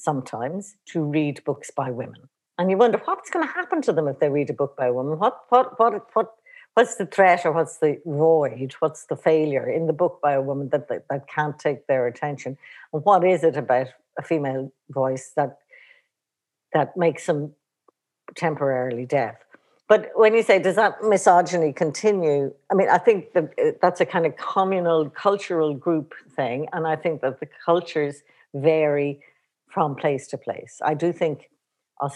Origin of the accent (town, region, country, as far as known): Ireland